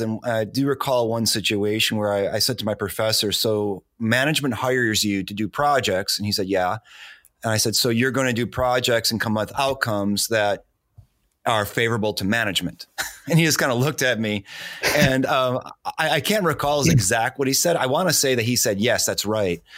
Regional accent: Detroit, Michigan, United States; moved away; I'm originally from Detroit

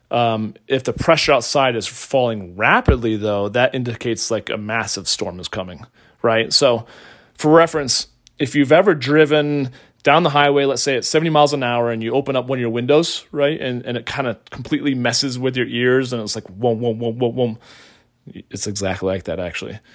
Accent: Colorado, United States; right here in my home state of Colorado

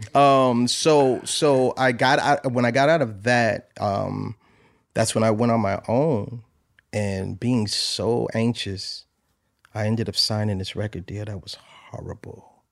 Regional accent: New Haven, Connecticut, United States; I'm from New Haven, Connecticut

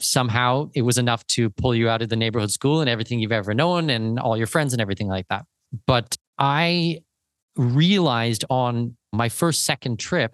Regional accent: southwestern Ontario, Canada; moved away as an adult; now in Panama; So born and raised southwestern Ontario, I'm Canadian.

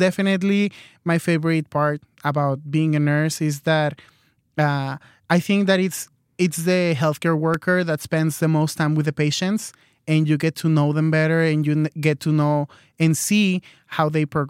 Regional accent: Mexico; now in United States; but I'm here in the United States. I'm originally from Mexico, and med school is just too expensive here in the United States.

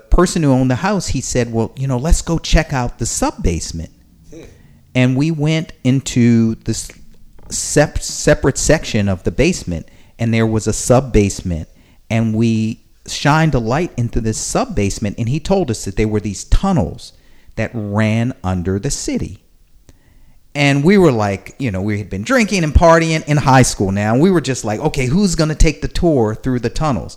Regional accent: Baltimore, Maryland, United States; moved away as an adult; also born or lived in Philadelphia / Massachusetts; now in San Francisco, United States; I was born and raised in Baltimore, Maryland

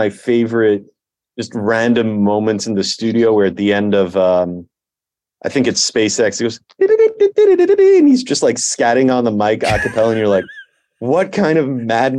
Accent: Massachusetts, United States; And I'm from Massachusetts.

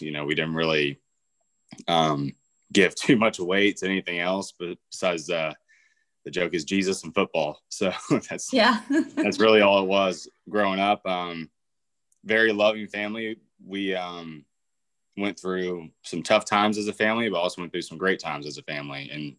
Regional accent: Birmingham, Alabama, United States; from Birmingham, South. Alabama.

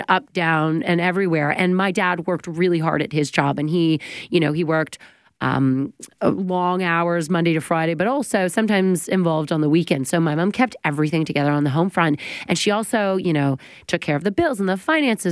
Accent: Oakville, Ontario, Canada; We're all from Oakville

